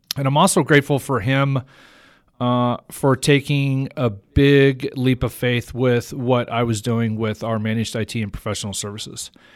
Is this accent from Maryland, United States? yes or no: no; Idaho Falls, Idaho, United States; moved away; also born or lived in La Grande, Oregon; I was born in Idaho Falls.